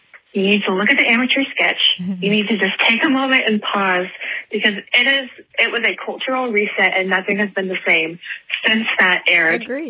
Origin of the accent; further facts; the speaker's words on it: Pensacola, Florida, United States; I'm from Pensacola, Florida.